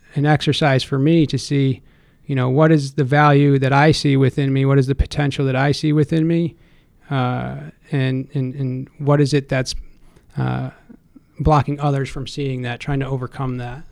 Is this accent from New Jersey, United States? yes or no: no; Stamford, Connecticut, United States; also born or lived in Boston, Massachusetts; now in Ansonia, United States; born and raised in Stamford, Connecticut. Um, spent my life there until I was about uh, 20 years old